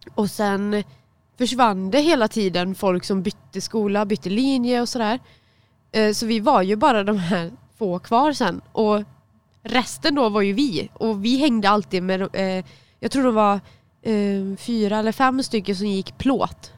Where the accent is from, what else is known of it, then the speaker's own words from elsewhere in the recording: Dannike, Västra Götaland, Sweden; jag var från Dannike